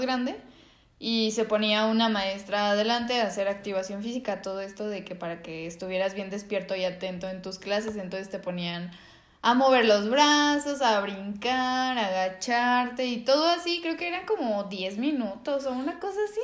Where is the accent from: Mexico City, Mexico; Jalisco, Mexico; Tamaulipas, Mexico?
Jalisco, Mexico; Guadalajara; somos tapatíos